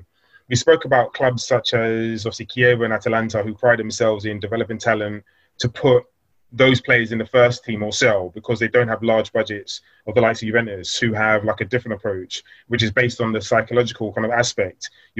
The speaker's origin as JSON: {"language": "English", "region": "London", "country": "United Kingdom", "tie": "born or raised there", "said": "Myself, obviously, I was born in London and I haven't been to Ghana in many a year."}